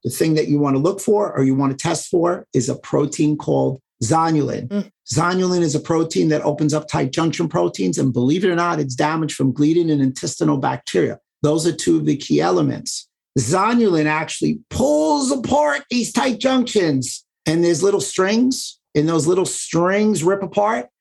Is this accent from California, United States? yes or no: no; New York City, New York, United States; I grew up in New York City, so we were very diverse